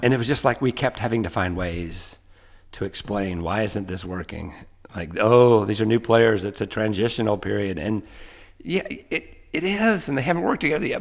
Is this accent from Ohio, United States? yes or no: no; Asheville, North Carolina, United States; moved away as an adult; also born or lived in Georgia / Iowa; now in Nashville, United States; I grew up uh, in Asheville, North Carolina